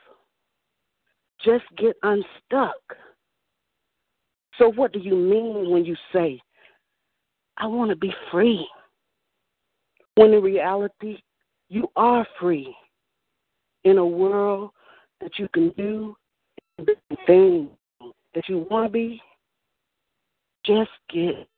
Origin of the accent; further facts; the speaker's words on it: Atlanta, Georgia, United States; I'm from the South Metro area of Atlanta, area called Bridge.